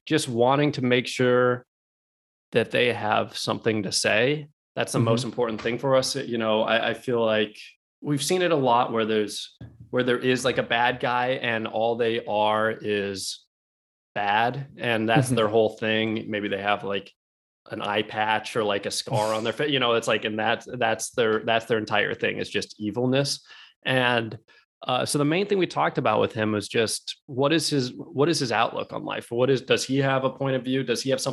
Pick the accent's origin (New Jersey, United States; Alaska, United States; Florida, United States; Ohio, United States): Alaska, United States; moved away; we grew up in Alaska